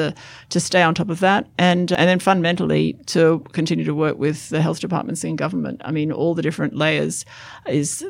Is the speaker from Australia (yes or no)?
yes; Australia; I'm an Australian who pays tax